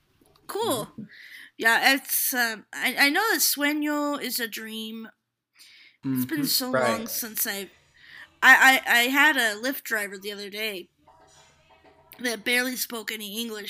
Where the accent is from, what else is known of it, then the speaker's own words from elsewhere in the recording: St. Paul, Minnesota, United States; I was born in Minnesota in the St. Paul area.